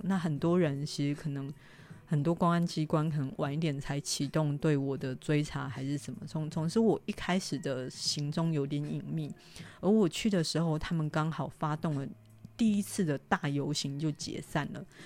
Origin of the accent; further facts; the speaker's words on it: Taiwan; 我台湾人